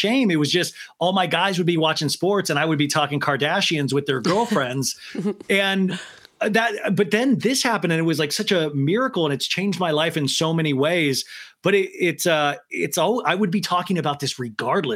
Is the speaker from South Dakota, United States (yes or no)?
no; Kansas, United States; I grew up in Kansas